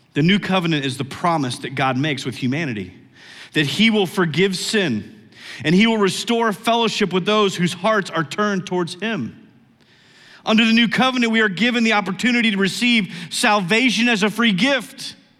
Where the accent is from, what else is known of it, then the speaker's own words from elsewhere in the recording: United States; I'm an American